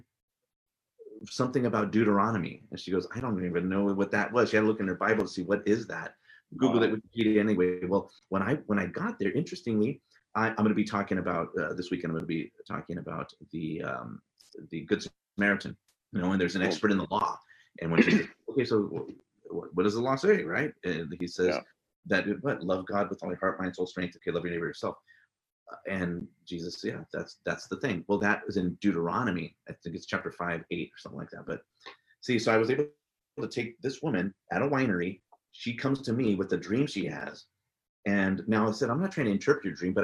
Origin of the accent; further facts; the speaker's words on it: San Jose, California, United States; first language English; moved away as an adult; now in Forest Grove, United States; I grew up in San Jose, California, born and raised there. Spent most of my life there. I've only been up here in Oregon for 20 years now.